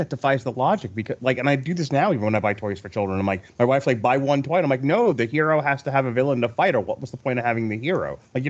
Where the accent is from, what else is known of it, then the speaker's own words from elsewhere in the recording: Long Island, New York, United States; we're both from Long Island